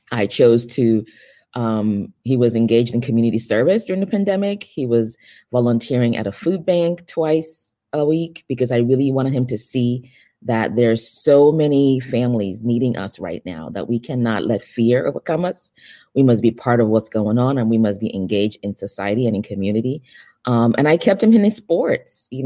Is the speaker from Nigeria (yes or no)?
yes; Nigeria; also born or lived in Europe; now in United States; I am originally from Nigeria. Um, I consider myself a global citizen, um, born in Nigeria, raised in Europe, and um, moved to the United States in my late teens.